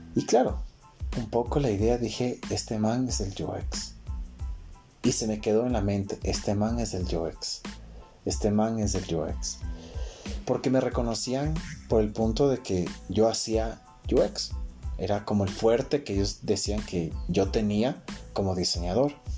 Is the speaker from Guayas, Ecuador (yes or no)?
no; Quito, Pichincha, Ecuador; soy de Quito, Ecuador